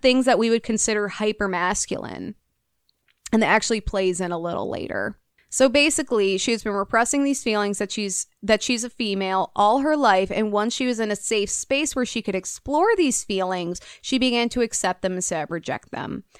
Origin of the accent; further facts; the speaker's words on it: United States; I'm from America